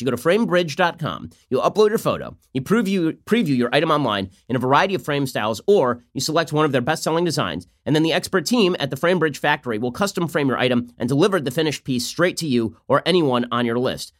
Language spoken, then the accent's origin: English; California, United States; my home state